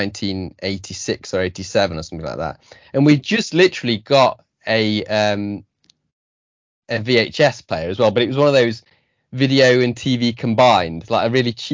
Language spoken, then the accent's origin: English; Belper, East Midlands, United Kingdom; moved away as an adult; I grew up in Belper, which is a small town. I live there again now